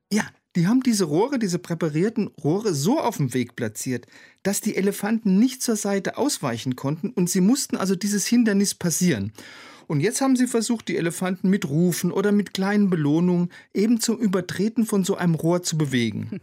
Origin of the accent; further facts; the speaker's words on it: Germany; bei uns in Deutschland